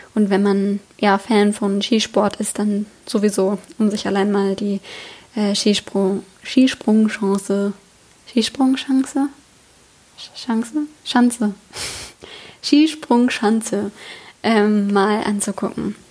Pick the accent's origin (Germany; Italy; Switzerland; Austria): Germany; moved away; also born or lived in Oslo; als Deutscher